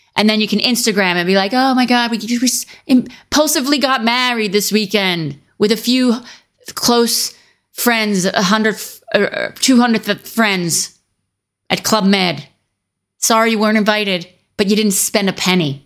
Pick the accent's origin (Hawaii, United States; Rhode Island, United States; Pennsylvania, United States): Pennsylvania, United States; Philadelphia; I'm from the Philadelphia region